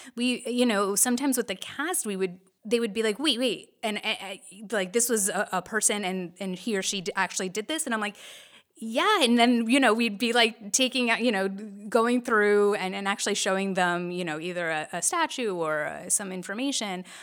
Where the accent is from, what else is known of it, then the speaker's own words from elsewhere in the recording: New Jersey, United States; we're bo-, both born and raised in New Jersey